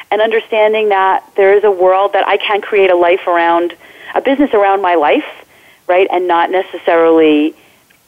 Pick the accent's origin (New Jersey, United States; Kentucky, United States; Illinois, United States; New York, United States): New Jersey, United States; I am a Jersey girl, born and bred in New Jersey